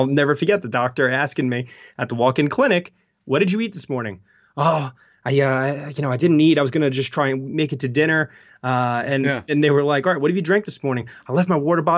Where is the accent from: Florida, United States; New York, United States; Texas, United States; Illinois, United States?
New York, United States; I'm a New Yorker